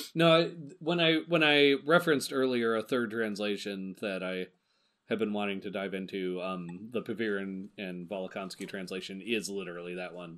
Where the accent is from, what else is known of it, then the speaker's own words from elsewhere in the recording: United States; we have come through American education systems and American education curriculum